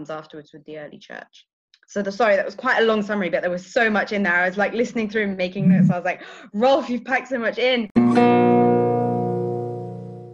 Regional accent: South of England, United Kingdom; now in Leeds, United Kingdom; I'm from the south

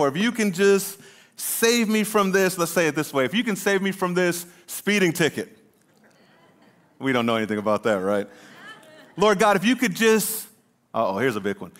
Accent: Southern California, United States; moved away as an adult; I was born in Southern California, and I lived there until I was eighteen

